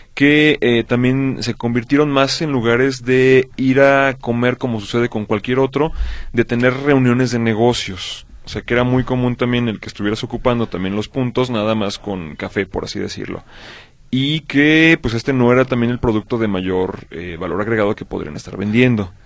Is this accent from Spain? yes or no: no; Mexico; nosotros como mexicanos